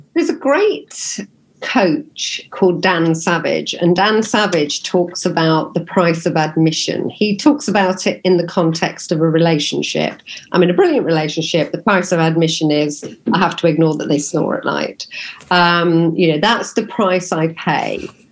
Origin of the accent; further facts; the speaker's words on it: Nottingham, East Midlands, United Kingdom; I'm from Nottingham